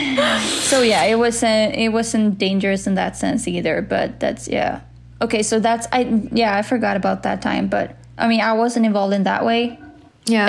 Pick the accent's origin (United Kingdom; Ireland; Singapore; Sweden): Sweden; in my life in Sweden